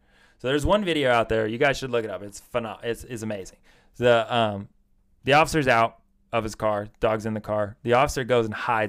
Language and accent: English; United States; Because, you know, we're American.